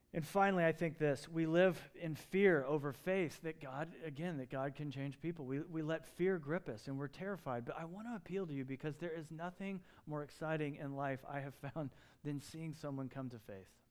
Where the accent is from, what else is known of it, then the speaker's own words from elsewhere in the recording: Southeast, United States; moved away; where I grew up in the Southeast